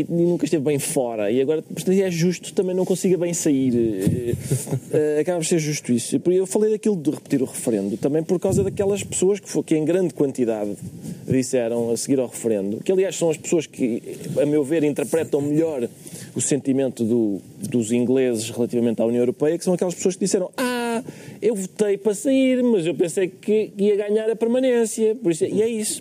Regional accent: Lisbon, Portugal; also born or lived in Oeiras; eu nasci em Lisboa

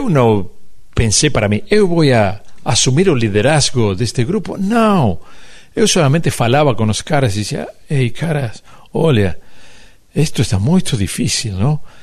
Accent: Uruguay; Portuguese is a second language; nós somos de Uruguai

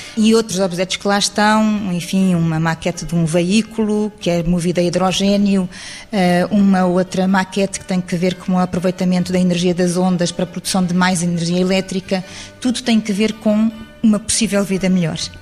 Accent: Lisbon, Portugal; Eu sou alfacinha de gema

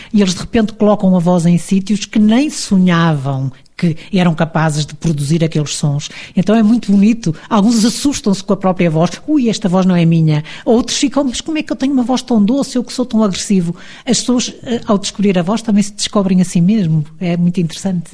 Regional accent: Porto, Norte, Portugal; moved away as an adult; now in Lisbon, Portugal; eu sou do Porto

